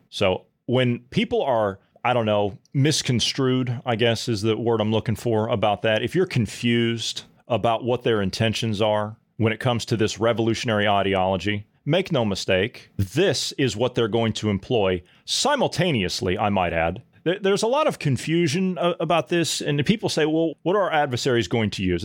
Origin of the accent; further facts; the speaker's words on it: Midwest, United States; the Midwestern people